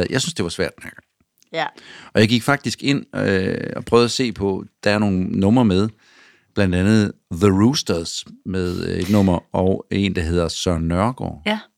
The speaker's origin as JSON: {"language": "Danish", "country": "Denmark", "said": "vi er jo danskere."}